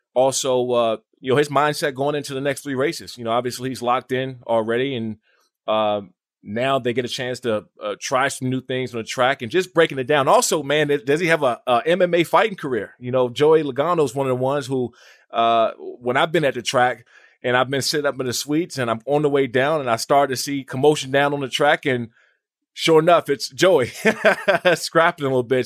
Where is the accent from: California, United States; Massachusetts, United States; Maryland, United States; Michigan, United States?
Maryland, United States; Washington D.C. area; I grew up in Maryland, Washington D.C. area